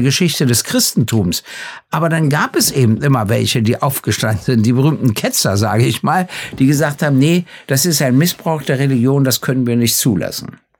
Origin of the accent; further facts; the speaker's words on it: Germany; ich komme ja aus der DDR